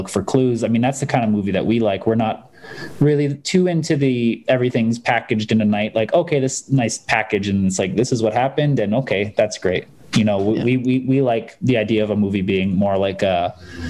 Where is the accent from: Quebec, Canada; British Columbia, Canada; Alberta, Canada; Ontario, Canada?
Alberta, Canada; Calgary; I'm from Calgary.